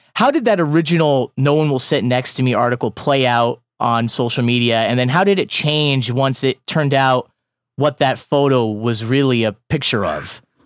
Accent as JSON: {"language": "English", "region": "Iowa", "country": "United States", "moved": "yes", "said": "I'm from Iowa"}